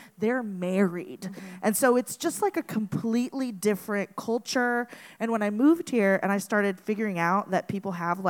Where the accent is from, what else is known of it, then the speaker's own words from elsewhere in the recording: Venezuela; moved away; I grew up in Venezuela